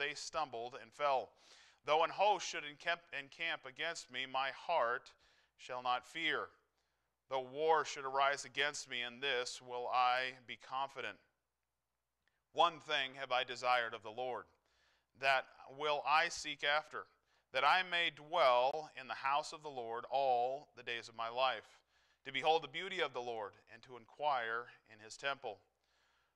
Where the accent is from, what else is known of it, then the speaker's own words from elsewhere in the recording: New Hampshire, United States; moved away as an adult; now in Iowa, United States; I grew up in New Hampshire